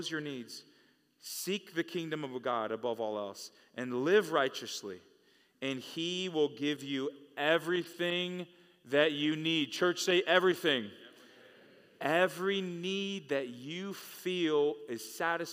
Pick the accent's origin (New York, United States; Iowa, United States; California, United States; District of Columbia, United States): California, United States; Growing up in California, I started going to church in high school